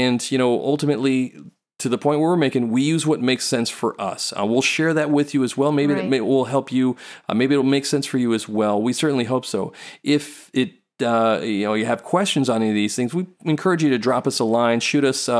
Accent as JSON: {"language": "English", "country": "Singapore", "tie": "born or raised there", "said": "We went to Singapore. We grew up in Singapore."}